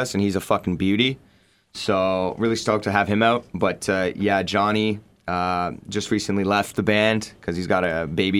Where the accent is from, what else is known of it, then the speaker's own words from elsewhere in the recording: Ottawa, Ontario, Canada; Like Ottawa's like such a weird town for us. Like we're all from here.